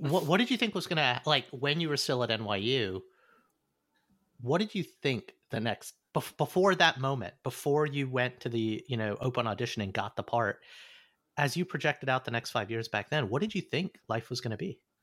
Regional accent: Alabama, United States; moved away; growing up in Alabama, there was an Indian community

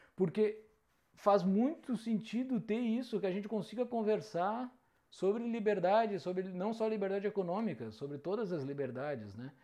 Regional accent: Mostardas, Rio Grande do Sul, Brazil; moved away; also born or lived in Porto Alegre; sou natural do interior do Rio Grande do Sul, da grandiosíssima Mostardas, do litoral do Rio Grande do Sul.

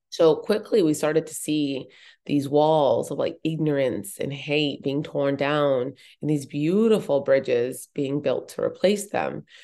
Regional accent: Boulder, Colorado, United States; I was actually born and raised in Boulder, Colorado

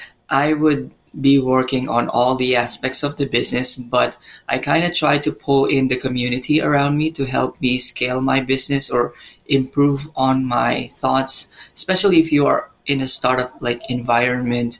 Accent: Philippines; moved away as an adult; now in Taiwan; I'm originally from the Philippines, but I'm currently based here in Taiwan.

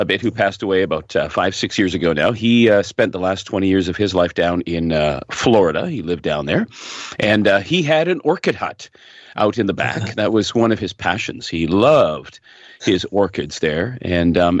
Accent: Hamilton, Ontario, Canada; Guelph, just north of Hamilton, my hometown.

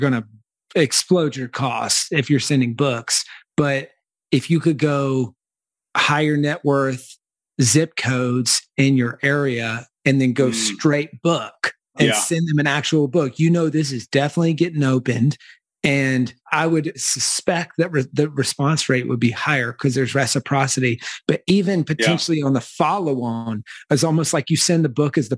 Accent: the South, United States; I'm from the South

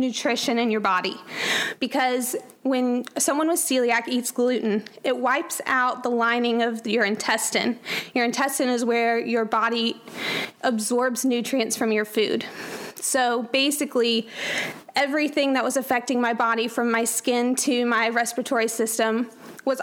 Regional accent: Atlanta, Georgia, United States; moved away; I grew up in Atlanta, Georgia, with a wonderful family

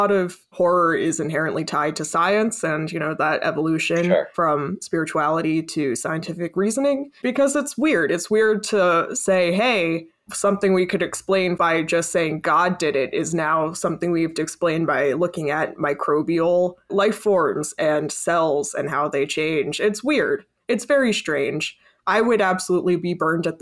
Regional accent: New York City, New York, United States; growing up in New York City

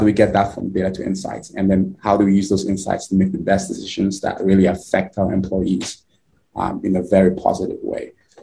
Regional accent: Nigeria; now in United States; So I am originally from Nigeria. Grew up in Nigeria. My early years and been in the US for over 10 years now.

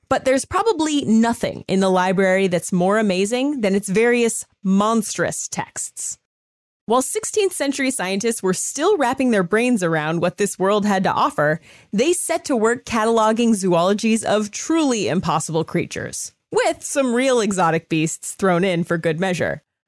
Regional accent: California, United States; I'm from California

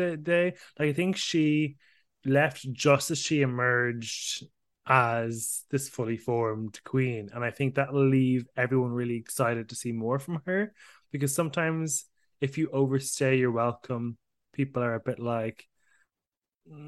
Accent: Ireland; as an Irishman in the competition

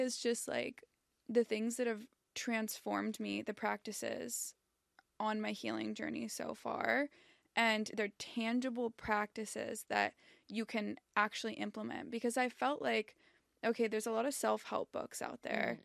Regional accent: Southern California, United States; I grew up in Southern California.

